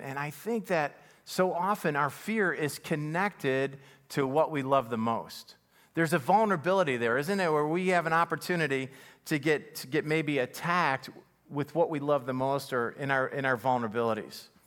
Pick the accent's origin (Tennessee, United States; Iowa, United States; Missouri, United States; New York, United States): New York, United States; Buffalo; My family, you know, we grew up in Buffalo, single parent home